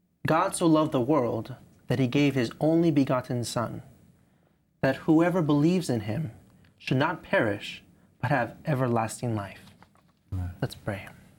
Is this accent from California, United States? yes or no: yes; Los Angeles, California, United States; from Los Angeles, California.